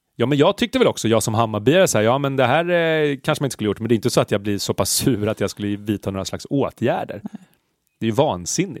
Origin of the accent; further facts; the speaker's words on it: Stockholm, Stockholm County, Sweden; Jag är uppvuxen på Söder